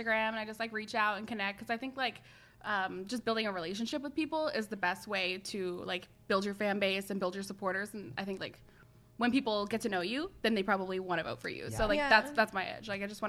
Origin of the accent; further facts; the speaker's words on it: Ottawa, Ontario, Canada; And I'm from Ottawa.